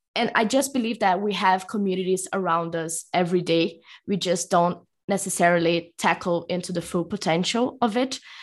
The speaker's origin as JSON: {"language": "English", "region": "São Paulo", "country": "Brazil", "also_born_or_lived": "Rio de Janeiro, Brazil", "moved": "as an adult", "lives_now": "Mexico", "said": "I am currently talking from Mexico, although I'm actually from São Paulo, Brazil."}